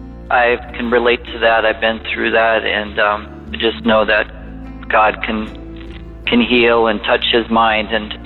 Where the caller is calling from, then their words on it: Arkansas, United States; I'm calling from Arkansas.